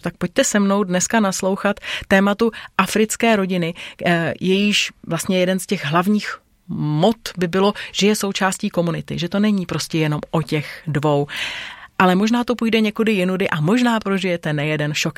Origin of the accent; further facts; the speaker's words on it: Bohemia, Czechia; u nás v Čechách